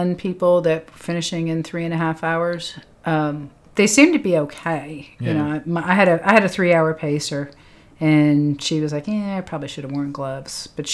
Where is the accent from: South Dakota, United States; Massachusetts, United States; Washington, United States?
Massachusetts, United States; Lexington; I'm from Lexington, Massachusetts